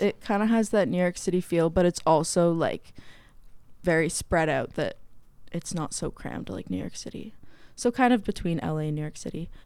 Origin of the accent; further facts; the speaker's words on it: Canada; moved away as an adult; now in United States; I am from Canada